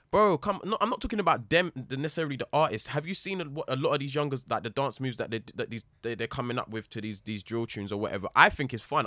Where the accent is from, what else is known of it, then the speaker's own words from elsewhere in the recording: London, United Kingdom; growing up in London